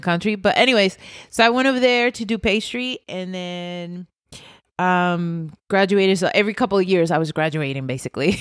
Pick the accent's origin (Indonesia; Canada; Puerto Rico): Puerto Rico; moved away as an adult; I'm from Puerto Rico, born